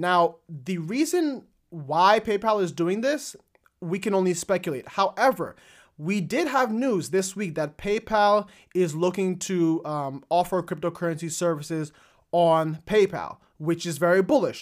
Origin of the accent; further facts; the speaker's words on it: United States; me being an American